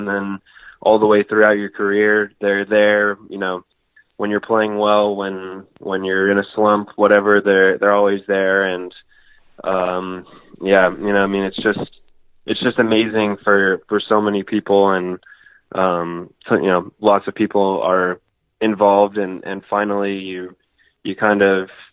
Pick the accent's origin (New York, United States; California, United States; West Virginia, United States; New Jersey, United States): California, United States; Northern; I grew up in Northern California